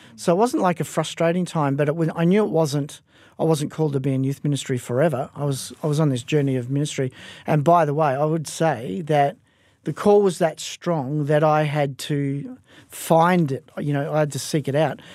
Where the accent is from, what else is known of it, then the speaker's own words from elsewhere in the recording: Perth, Western Australia, Australia; I was raised in Perth Fortress, um, from, uh, my early age, from as young as I can remember